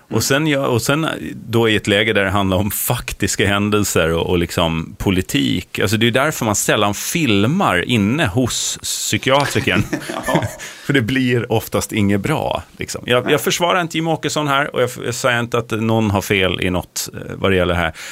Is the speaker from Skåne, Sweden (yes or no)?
no; Sölvesborg, Blekinge, Sweden; Herregud, när jag växte upp i Sölvesborg var det alltid så här.